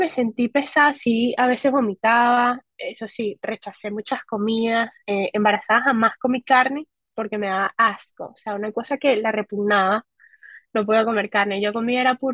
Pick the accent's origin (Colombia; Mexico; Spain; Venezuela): Spain; Yo soy española, y dije, pues me voy para España. Allá tengo seguridad social, tengo eh, trabajo legal